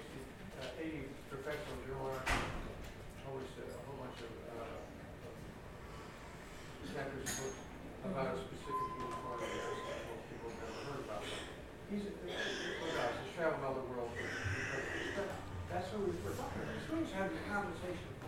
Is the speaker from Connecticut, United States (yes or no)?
yes; Hartford, Connecticut, United States; now in Owensboro, United States; I grew up in Hartford, Connecticut